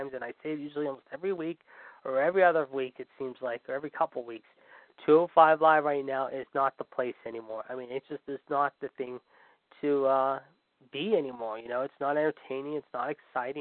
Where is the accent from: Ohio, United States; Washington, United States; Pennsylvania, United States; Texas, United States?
Pennsylvania, United States; Pittsburgh; my hometown of Pittsburgh.